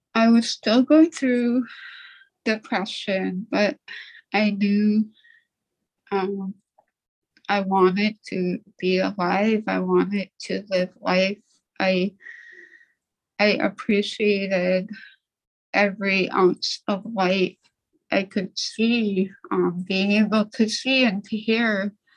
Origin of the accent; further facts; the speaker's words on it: Nome, Alaska, United States; also born or lived in St. Lawrence Island, Alaska; I grew up on St. Lawrence Island and we moved to Nome when I was eight